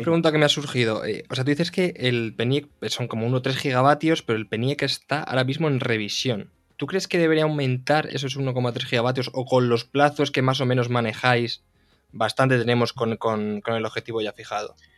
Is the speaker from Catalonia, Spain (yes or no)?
no; Castilla-La Mancha, Spain; yo de hecho soy manchego